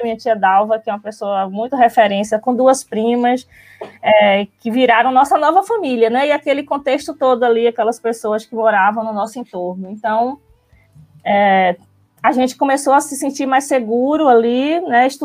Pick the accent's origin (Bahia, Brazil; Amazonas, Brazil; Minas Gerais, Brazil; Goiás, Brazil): Bahia, Brazil; Alagoinhas; eu sou, eu venho de Alagoinhas, sou da cidade do interior, aqui pertinho. Eu não sei dizer quilometragens, mas eu sei que é bem pertinho daqui, tipo uma hora e meia, mais ou menos. Eu nasci lá, em Alagoinhas